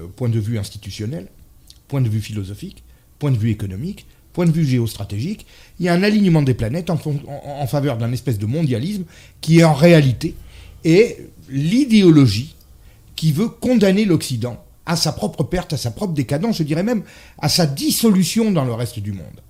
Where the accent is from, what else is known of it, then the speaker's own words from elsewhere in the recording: France; je suis français